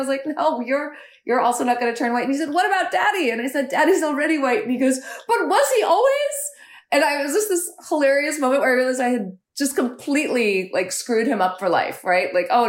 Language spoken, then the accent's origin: English; United States; as an Indian American who had grown up here since the 70s